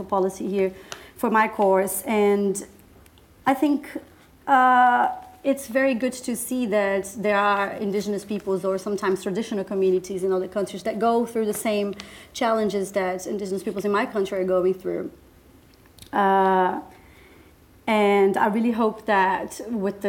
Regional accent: Brazilian Amazon, Brazil; moved away as an adult; now in Oxford, United Kingdom; I was born and raised in the Brazilian Amazon

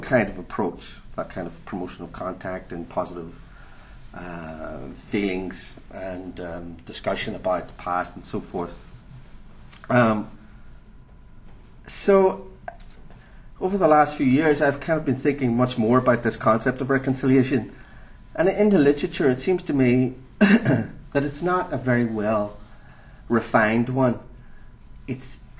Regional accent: Northern Ireland, United Kingdom; moved away; since I'm from Northern Ireland, and for me it was part of the lived experience of growing up in a conflict area

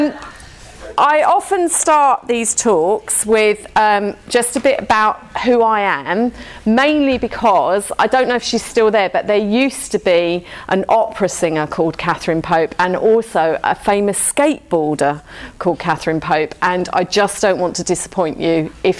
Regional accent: London, United Kingdom; I'm from South London, so I talk quite fast

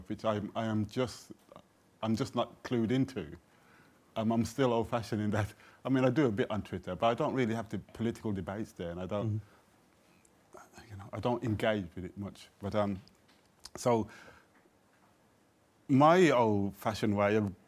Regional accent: Birmingham, West Midlands, United Kingdom; I come from Jamaican background and I'm from Birmingham and I support Aston Villa

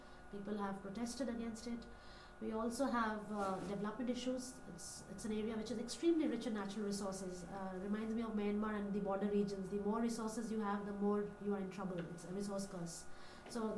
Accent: Delhi, India; my identity as an Indian lady, as an Indian woman, you know, from Delhi

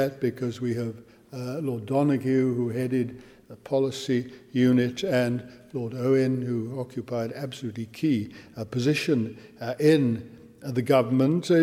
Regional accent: Wales, United Kingdom; as a Welshman

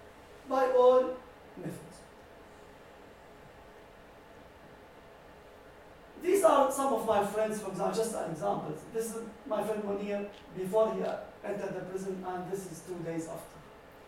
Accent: Daraya, Rif Dimashq, Syria; moved away; my hometown, Daraya

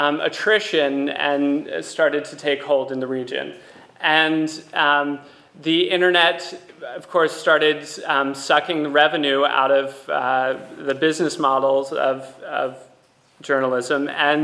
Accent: United States; moved away; also born or lived in Lebanon; the audiences in my home country in America

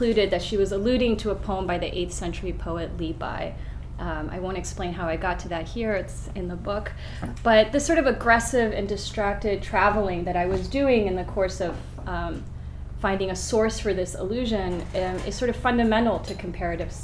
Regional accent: United States; As an American

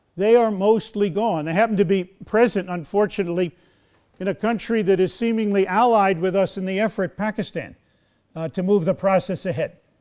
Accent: United States

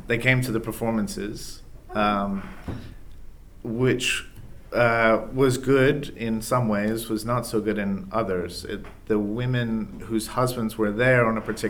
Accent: England, United Kingdom; also born or lived in United States; now in Boston, United States; I'm American. I was raised in England, but I'm American

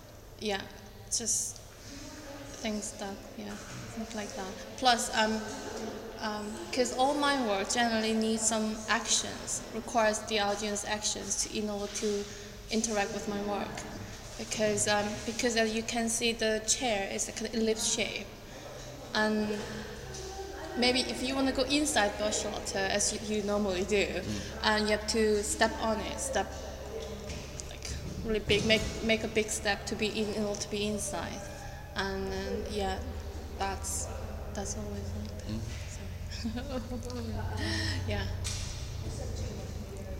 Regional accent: South Korea; moved away as an adult; now in United Kingdom; I'm originally from Korea, and then I live here in UK for 5 years.

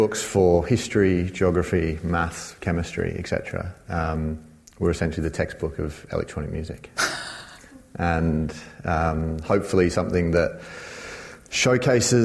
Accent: Sydney, New South Wales, Australia; moved away; I'm originally from Sydney, as my accent might indicate

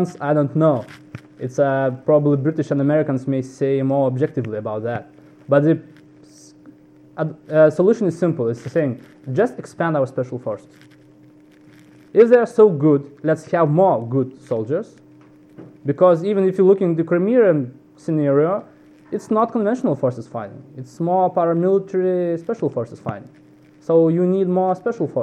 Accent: Lithuania; I was born in Soviet times. I remember being in first grade during the physical exercise. I was trained to drop an artificial grenade. From 7 years old, we were trained to be a soldier one day. I was lucky Lithuania became independent

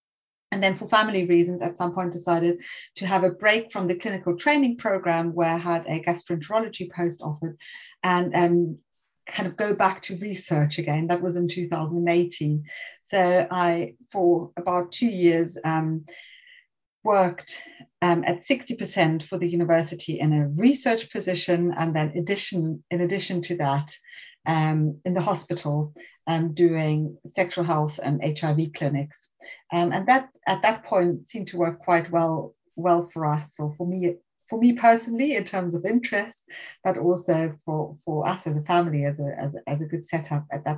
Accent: South Africa; moved away; also born or lived in Germany; I'm originally South African, and then my parents moved to Germany at some point, and I studied medicine in Germany.

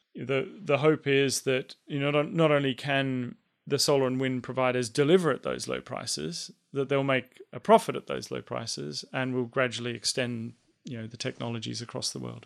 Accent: Australia; an Australian, as I'm one of them.

